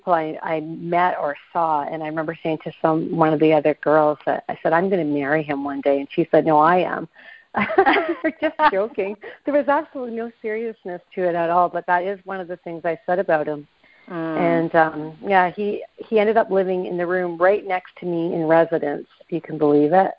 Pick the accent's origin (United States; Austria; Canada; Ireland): Canada; Toronto area, north of Toronto, Ontario; also born or lived in Ottawa, Canada; I was from the Toronto area, north of Toronto